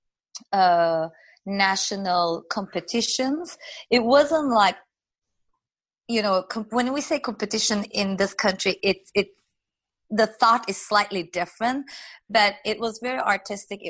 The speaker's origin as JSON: {"language": "English", "country": "Turkey", "second_language": "English", "moved": "as an adult", "lives_now": "United States", "said": "when I came here, I spoke French, I spoke Turkish, but I did not speak English."}